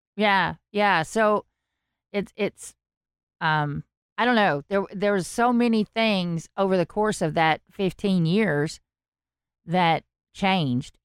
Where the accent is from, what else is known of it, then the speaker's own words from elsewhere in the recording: the South, United States; accent: southern; I have a southern accent